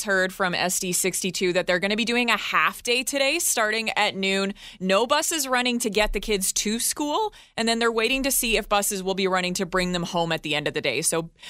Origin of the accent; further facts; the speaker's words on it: Edmonton, Alberta, Canada; moved away; Growing up in Edmonton